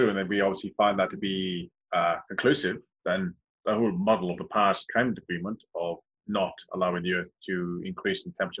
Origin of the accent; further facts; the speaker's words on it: Wales, United Kingdom; I'm Welsh.